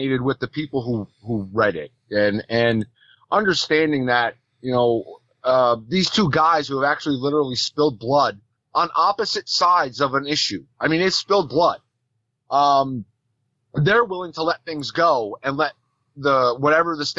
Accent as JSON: {"language": "English", "region": "Northeast", "country": "United States", "said": "I'm from the Northeast"}